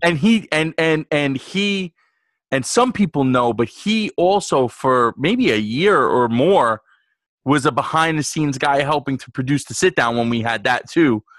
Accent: New York, United States; I grew up in New York

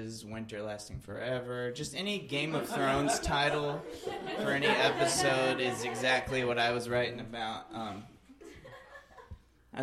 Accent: Alabama, United States; I grew up in Alabama

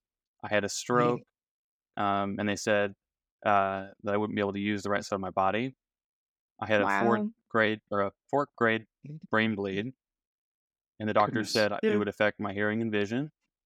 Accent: Dallas, Texas, United States; now in Fayetteville, United States; I was born in Fayetteville, Arkansas, lived in Dallas most of my childhood

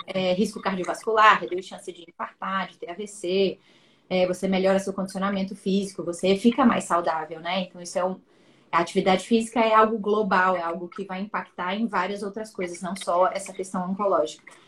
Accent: Espírito Santo, Brazil; nós dois somos capixabas, conterrâneos

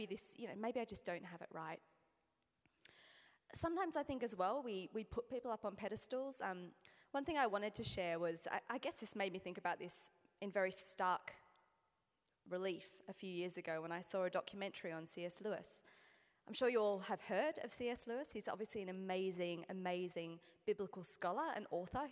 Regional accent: Australia; as you can hear, again, I'm Australian

